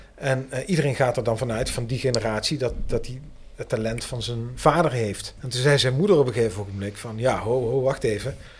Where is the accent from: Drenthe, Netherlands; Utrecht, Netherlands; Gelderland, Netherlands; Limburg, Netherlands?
Limburg, Netherlands; Heerlen; ik ben in Heerlijk geboren.